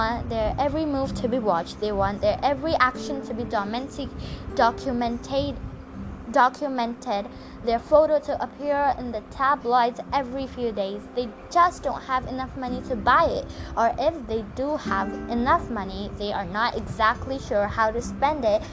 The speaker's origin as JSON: {"language": "English", "country": "India", "said": "I'm an Indian"}